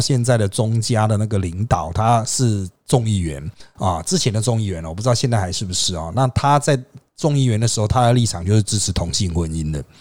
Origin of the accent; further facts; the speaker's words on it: Taiwan; 我们台湾人